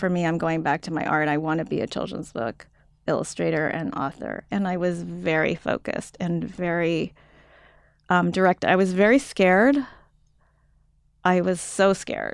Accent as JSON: {"language": "English", "country": "United States", "also_born_or_lived": "Japan", "said": "I'm from the U, United States"}